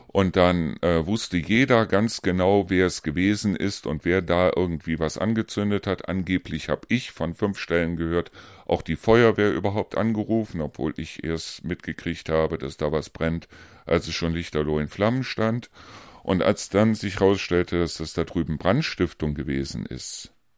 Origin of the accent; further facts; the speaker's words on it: Rhineland, Germany; moved away; ich bin ja eigentlich Rheinländer